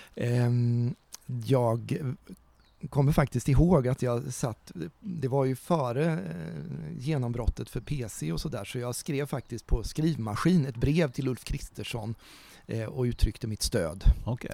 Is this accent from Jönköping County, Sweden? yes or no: no; Ödeshög, Östergötland, Sweden; also born or lived in Bromma, Stockholm / Mjölby / Motala / Linköping; now in Norrköping, Sweden; Jag är uppvuxen mm. i Ödeshög, har gått på gymnasiet i Mjölby, bott många år i Motala, jobbat och pluggat i Linköping